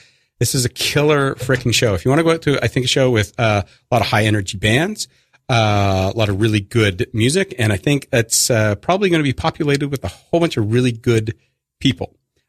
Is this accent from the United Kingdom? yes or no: no; Canada; moved away as an adult; now in Brooklyn, United States; I'm Canadian by birth, Brooklynite by choice.